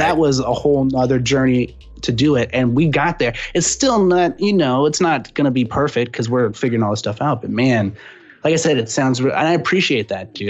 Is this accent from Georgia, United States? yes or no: no; San Antonio, Texas, United States; now in Austin, United States; I'm originally from San Antonio, but that's a stone's throw, you know, from Austin